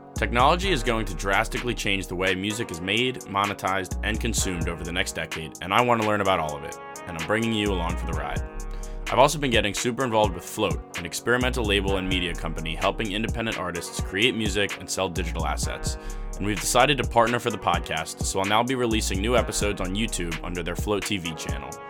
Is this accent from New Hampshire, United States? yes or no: no; Baltimore, Maryland, United States; moved away as an adult; now in Washington, D.C., United States; I'm from Baltimore, but I've been, I've been living in D C for a little over a year now